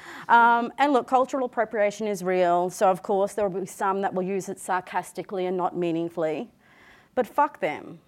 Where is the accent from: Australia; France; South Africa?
Australia; Yuggera country, Queensland; born and raised on Yuggera country, the location of which was opposite four lanes of traffic, two train lines, and a foundry